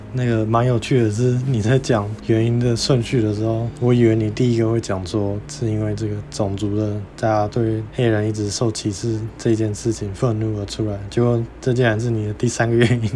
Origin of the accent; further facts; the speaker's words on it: Miaoli County, Taiwan; 小时候我在苗栗长大的时候，在苗栗几乎没有别的外国人，我就也跟大家一样，都讲中文